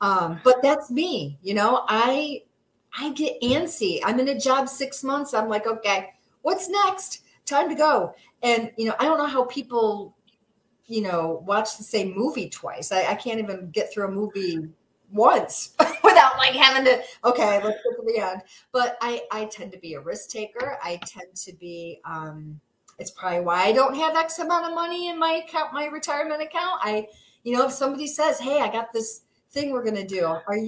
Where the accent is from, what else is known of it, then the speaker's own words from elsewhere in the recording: Seneca Falls, New York, United States; I was born and raised in Seneca Falls, went to Minders Academy, graduated from Minders Academy, but I could not wait to get out of this one horse town.